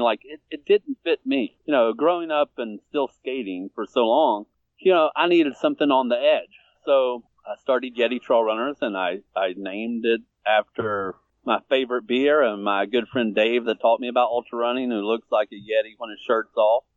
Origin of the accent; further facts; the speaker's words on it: Virginia, United States; now in Atlanta, United States; I was born in Virginia, but I've lived in Atlanta for about 15 years now.